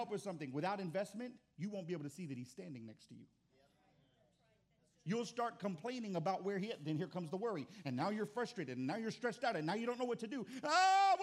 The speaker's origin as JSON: {"language": "English", "region": "Texas", "country": "United States", "said": "I'm from Texas"}